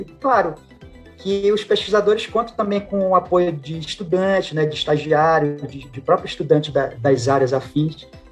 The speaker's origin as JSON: {"language": "Portuguese", "region": "Pará", "country": "Brazil", "also_born_or_lived": "Acre / Tocantins", "said": "eu sou aqui do Pará, em 2011 eu consegui uma remoção para cá"}